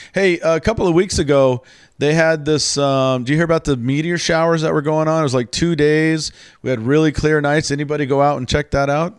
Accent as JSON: {"language": "English", "region": "the South", "country": "United States", "said": "Because I'm from the South, and a lot of people have this sort of misconception about the South that they don't care"}